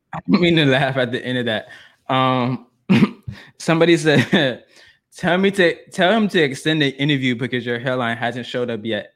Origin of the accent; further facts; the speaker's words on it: Atlanta, Georgia, United States; I'm from Atlanta. I'm a Southern boy